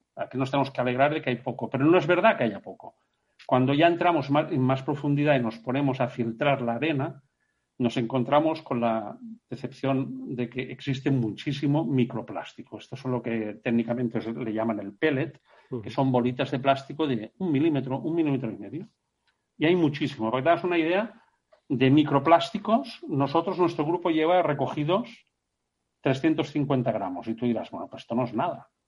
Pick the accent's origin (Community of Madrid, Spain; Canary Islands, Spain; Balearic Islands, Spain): Balearic Islands, Spain; Menorca; todos somos de Menorca y el Mediterráneo forma parte de nuestro ADN